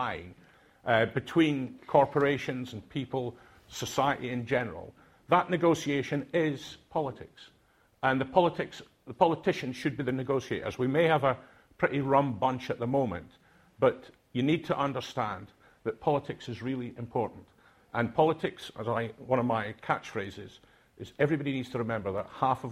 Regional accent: Aberdeen, Scotland, United Kingdom; accent: Doric; first language Doric; English is a second language; moved away; I'm from Aberdeen. I didn't speak English when I went to university. I spoke Doric

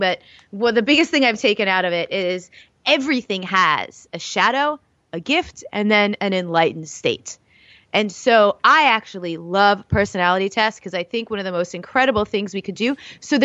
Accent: New York, United States; I'm from New York.

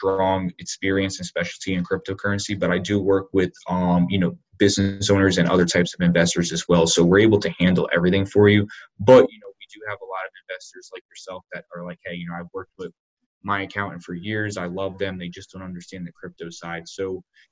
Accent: Northeast, United States; now in Charlotte, United States; I'm originally from the Northeast

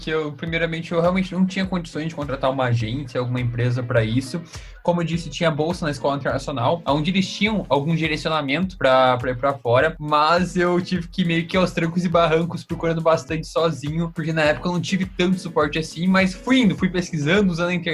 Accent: Curitiba, Paraná, Brazil; also born or lived in Foz do Iguaçu; now in United States; eu sou aqui de Curitiba, na real nasci em Foz do Iguaçu

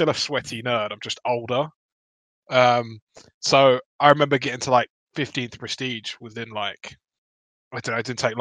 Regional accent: United Kingdom; I'm a British white boy

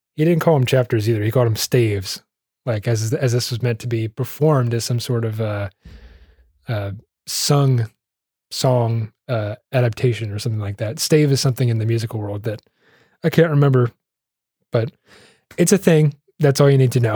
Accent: United States; I'm an American

